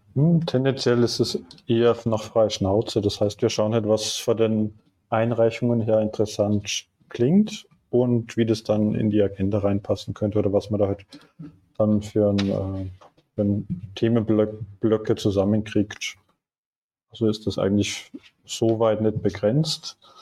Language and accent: German; Austria; moved away as an adult; now in Munich, Germany; Ich äh, komme eigentlich aus Österreich und mich hat es irgendwann nach dem Studium nach München verschlagen